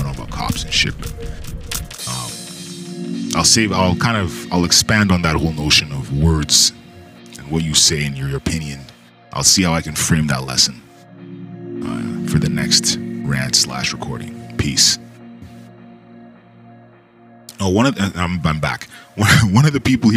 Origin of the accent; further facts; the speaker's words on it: Canada; I'm Canadian